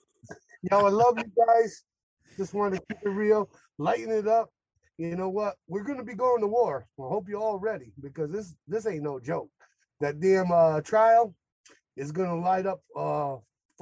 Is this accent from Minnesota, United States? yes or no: no; Connecticut, United States; I'm from Connecticut